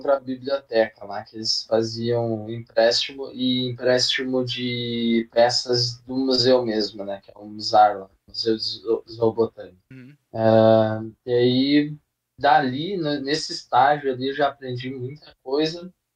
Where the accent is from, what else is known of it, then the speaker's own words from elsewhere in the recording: Passo Fundo, Rio Grande do Sul, Brazil; now in São Paulo, Brazil; eu sou do Rio Grande do Sul, uma cidadezinha aí do norte que é chamada de Passo Fundo. É, Nascido. Ah, hoje eu moro aqui em São Paulo